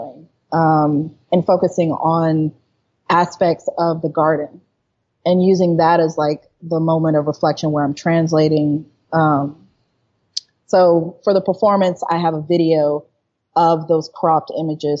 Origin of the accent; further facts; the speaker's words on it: United States; I'm an American